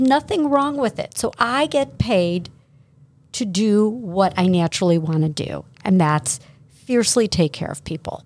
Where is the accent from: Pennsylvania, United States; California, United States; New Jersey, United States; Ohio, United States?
Ohio, United States; South Euclid; born and raised in South Euclid, went to Brush High School.